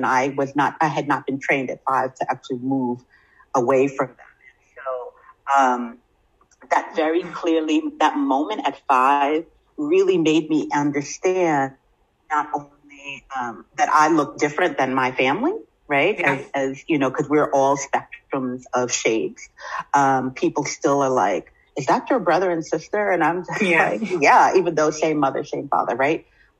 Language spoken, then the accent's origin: English; New York City, New York, United States; I'm from Brooklyn